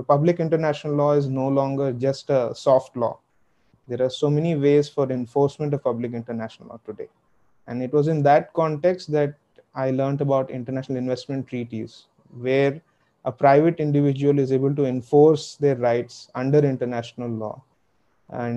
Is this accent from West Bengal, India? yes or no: no; Hyderabad, Telangana, India; now in New Delhi, India; I'm from Hyderabad.